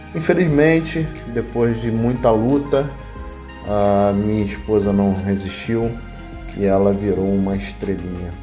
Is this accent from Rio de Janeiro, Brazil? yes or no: yes; Rio de Janeiro, Brazil; also born or lived in Curitiba; eu que sou natural do Rio de Janeiro